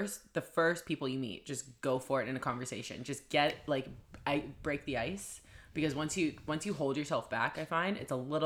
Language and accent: English; Vancouver, British Columbia, Canada; I'm from Vancouver.